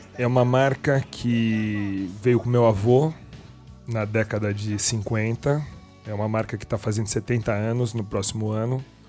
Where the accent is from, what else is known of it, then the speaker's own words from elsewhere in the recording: Brazil; nós, os brasileiros